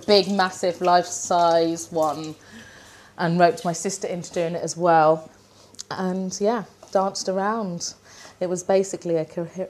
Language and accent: English; United Kingdom; I'm too British.